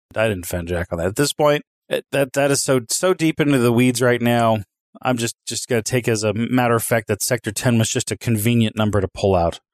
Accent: Knoxville, Tennessee, United States; I come from Knoxville, Tennessee, round the corner from Gatlinburg, Tennessee.

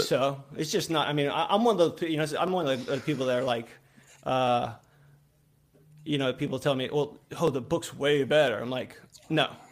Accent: Louisiana, United States; I'm from Louisiana. I live in a small town okay. in Louisiana

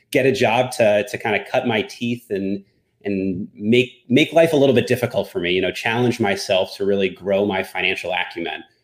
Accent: New Jersey, United States; now in Westchester, United States; originally I'm from New Jersey, but currently based out of uh, Westchester, just north of New York City.

